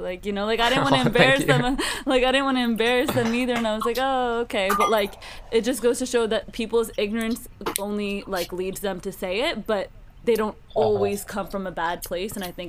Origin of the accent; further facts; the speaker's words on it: United States; I was born in America